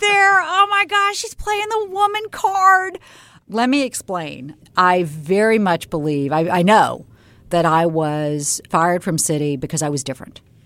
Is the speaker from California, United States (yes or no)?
no; Charleston, South Carolina, United States; moved away; I grew up in Charleston, South Carolina